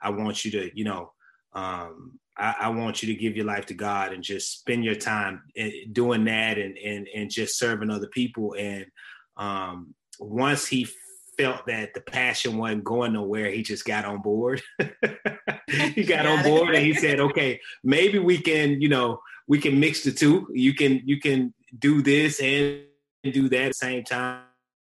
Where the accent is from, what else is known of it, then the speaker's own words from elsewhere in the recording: Memphis, Tennessee, United States; I'm a Southern kid. I was born in Memphis.